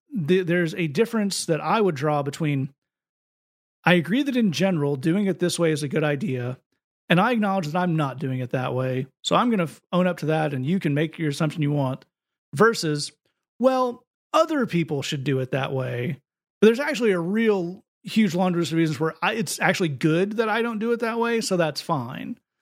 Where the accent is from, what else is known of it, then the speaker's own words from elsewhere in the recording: United States; as an American